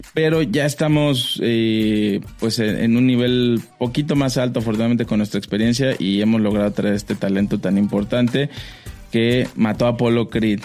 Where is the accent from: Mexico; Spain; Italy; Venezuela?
Mexico; como mexicanos